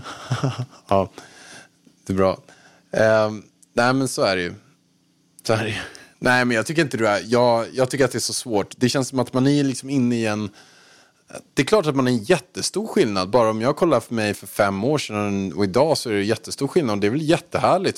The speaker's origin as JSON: {"language": "Swedish", "town": "Haninge", "region": "Stockholm County", "country": "Sweden", "moved": "as an adult", "lives_now": "Marbella, Spain", "said": "jag kom från Haninge"}